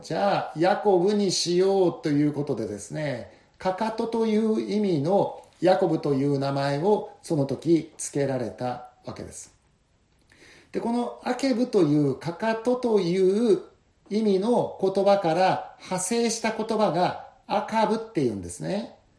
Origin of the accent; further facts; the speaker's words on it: Kushiro, Hokkaido, Japan; moved away as an adult; also born or lived in Indonesia; この釧路に帰ってきて